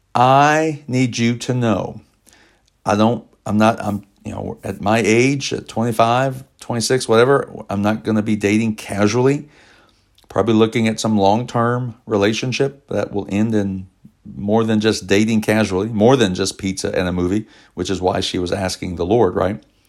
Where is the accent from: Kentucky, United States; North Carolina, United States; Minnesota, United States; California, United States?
Kentucky, United States; Elizabethtown; we worked together in Elizabethtown, Kentucky, my hometown